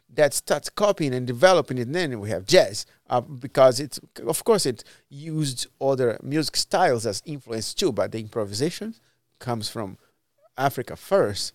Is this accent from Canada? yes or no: no; Brazil; moved away as an adult; also born or lived in Miami / Spain / Portugal / São Paulo; now in Cleveland, United States; I left Brazil, because of the government